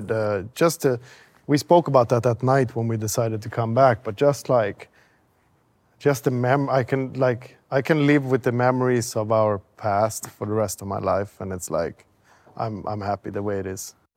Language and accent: English; Sweden; growing up in Sweden, we never had anything there.